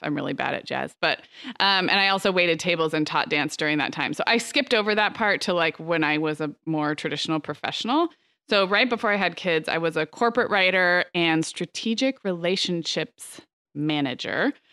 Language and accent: English; Santa Barbara, California, United States; growing up in Santa Barbara